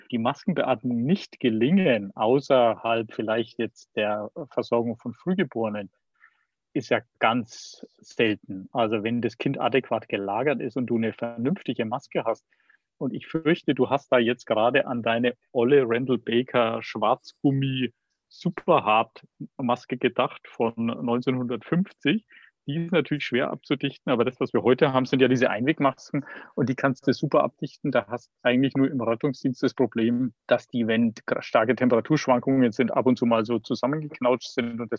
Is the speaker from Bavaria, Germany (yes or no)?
yes; Bavaria, Germany; Aber entscheidend ist, dass du wie ich jetzt mal als Bayer sagen würde, ein gescheites Beatmungsgerät hast.